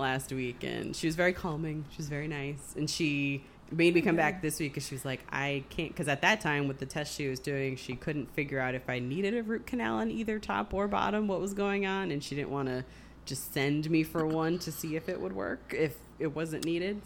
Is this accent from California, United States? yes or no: no; Springfield, Massachusetts, United States; moved away; I grew up mostly in Springfield, Massachusetts, which was it's a, it's a decent sized city.